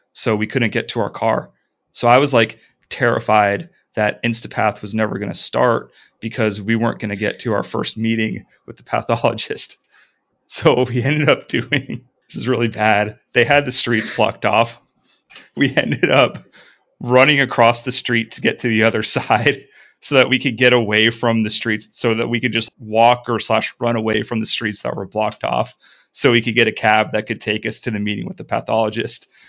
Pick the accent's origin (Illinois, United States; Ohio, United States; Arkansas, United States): Ohio, United States; moved away as an adult; also born or lived in New Orleans; we're from Ohio